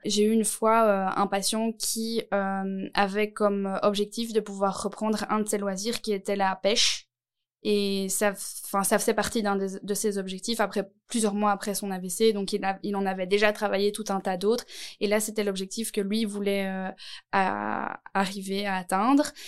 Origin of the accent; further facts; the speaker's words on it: Nivelles, Wallonia, Belgium; je viens de Nivelles